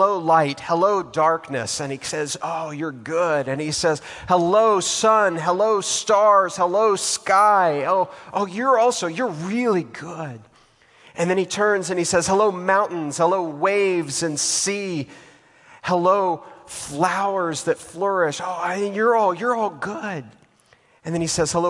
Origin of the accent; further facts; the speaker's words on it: Texas, United States; now in Atlanta, United States; I'm from Texas